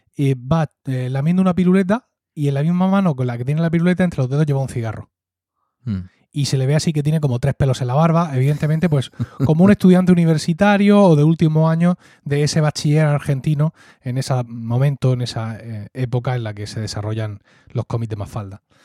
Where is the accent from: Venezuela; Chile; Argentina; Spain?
Spain; Murcia, Region of Murcia; born or raised there; accent: Murcian (Valle de Ricote / Blanca); also born or lived in Blanca